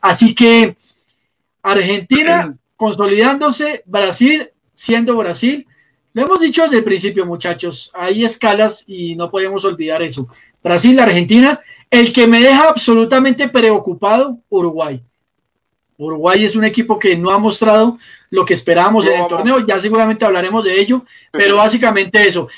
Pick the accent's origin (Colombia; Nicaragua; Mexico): Colombia; aquí en Colombia